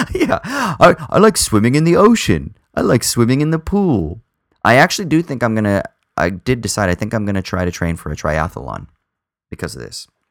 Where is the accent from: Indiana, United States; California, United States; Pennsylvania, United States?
California, United States; Southern; now in Sydney, Australia; I'm from Southern California and I grew up in the ocean